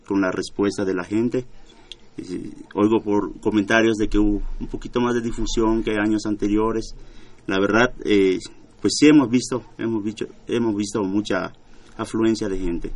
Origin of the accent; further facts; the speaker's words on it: Yucatán, Mexico; nos beneficia como, como yucatecos